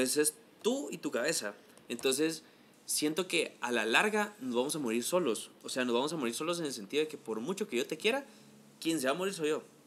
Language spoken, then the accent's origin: Spanish; Guatemala; así somos los chapines